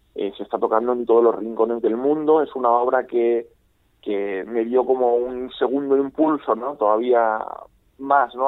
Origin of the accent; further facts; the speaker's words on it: Novelda, Valencian Community, Spain; en mi ciudad natal